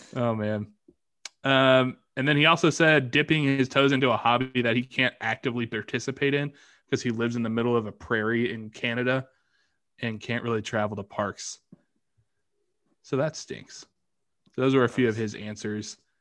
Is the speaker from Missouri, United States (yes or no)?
yes; Kansas City, Missouri, United States; Growing up in Kansas City